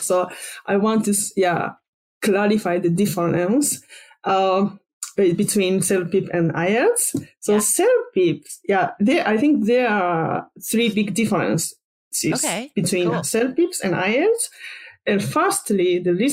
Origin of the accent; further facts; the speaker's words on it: Japan; English is a second language; moved away as an adult; also born or lived in Netherlands; now in Amsterdam, Netherlands; I'm originally from Japan, but I've been in the Netherlands for like 11 years.